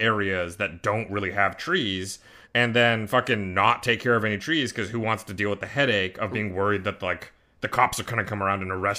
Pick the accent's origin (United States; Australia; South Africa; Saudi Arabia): United States; I'm an American.